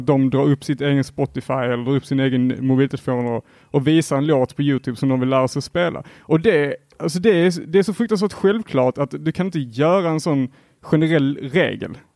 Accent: Helsingborg, Skåne, Sweden; jag är också från Helsingborg

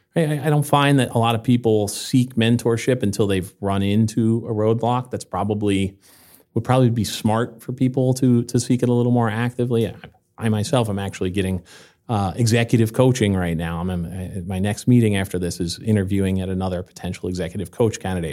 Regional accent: New Jersey, United States; moved away as an adult; also born or lived in Seattle / Los Angeles / Puerto Rico; now in Vermont, United States; I grew up in New Jersey

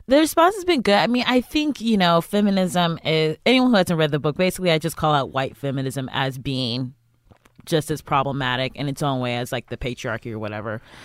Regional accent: Cleveland, Ohio, United States; I'm from, I'm from Cleveland, Ohio

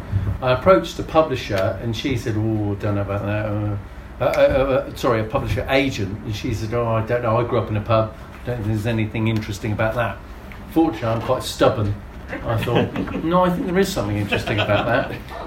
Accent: Canberra, Australian Capital Territory, Australia; because I'm from Canberra, I believe all meetings should take place in a pub.

